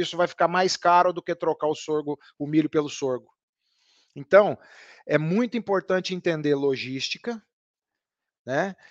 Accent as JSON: {"language": "Portuguese", "area": "near the border with Minas Gerais", "region": "interior of São Paulo state", "country": "Brazil", "accent": "caipira", "said": "Eu sou do interior do estado de São Paulo, ali divisa com Minas Gerais, então eu trago comigo muito da fala caipira"}